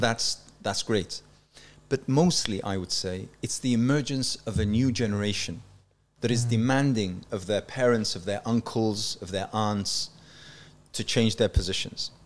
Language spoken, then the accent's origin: English; Yorkshire and the Humber, United Kingdom; also born or lived in Iraq; now in London, United Kingdom; I would think of myself as a as a Yorkshire lad